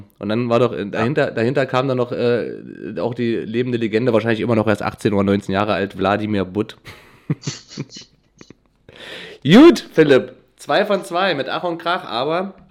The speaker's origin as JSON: {"language": "German", "town": "Wernigerode", "region": "Saxony-Anhalt", "country": "Germany", "said": "ich komme ja aus Wernigerode, ist, ja, ist im Harz"}